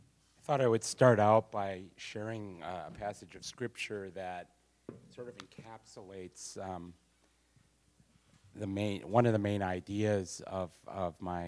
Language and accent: English; Sheboygan, Wisconsin, United States; I was born in Sheboygan, Wisconsin, the oldest of four boys